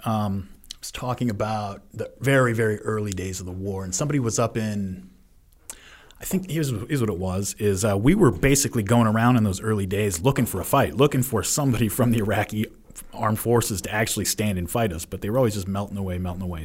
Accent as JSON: {"language": "English", "country": "United States", "said": "as an American"}